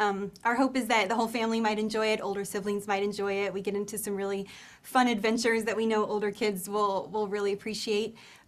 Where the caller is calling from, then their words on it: Nashville, Tennessee, United States; We are in Nashville, Tennessee.